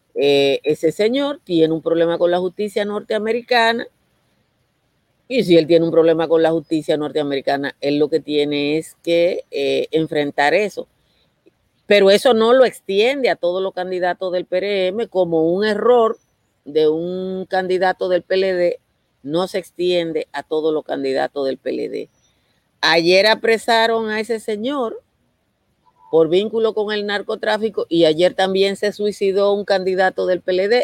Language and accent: Spanish; Nizao, Peravia, Dominican Republic; yo soy de Nizao